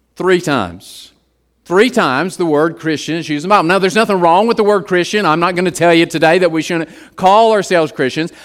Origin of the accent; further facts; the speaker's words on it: West Virginia, United States; growing up in West Virginia